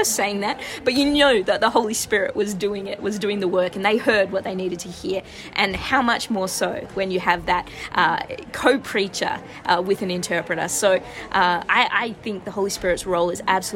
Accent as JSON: {"language": "English", "country": "Australia", "moved": "yes", "lives_now": "San Francisco, United States", "said": "From my voice, you might be able to tell I'm originally from Australia"}